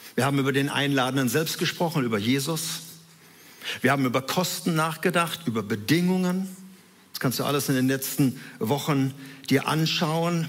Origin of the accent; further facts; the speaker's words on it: Herne, North Rhine-Westphalia, Germany; wohnten in Wanne-Eickel, in so einem Reihenhaus, in einer Wohnung da drin